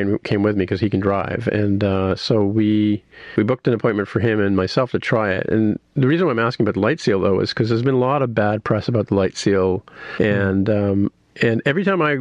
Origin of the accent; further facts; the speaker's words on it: Canada; being Canadian